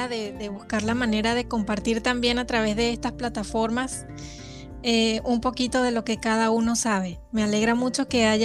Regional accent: Venezuela; moved away as an adult; now in Mexico; Eh, soy venezolana, radico en México ya desde hace 14 años.

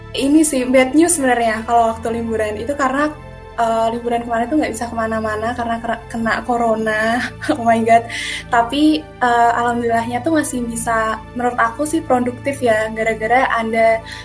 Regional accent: Salatiga, Central Java, Indonesia; asal aku dari Salatiga

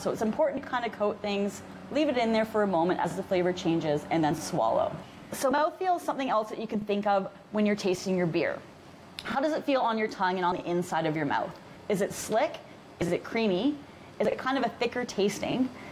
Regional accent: Canada; we're Canadian

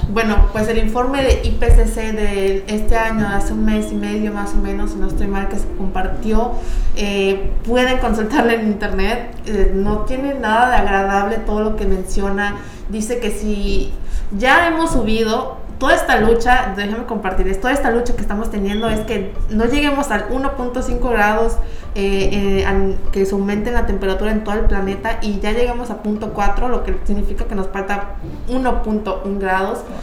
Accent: Yucatán, Mexico; soy la única yucateca

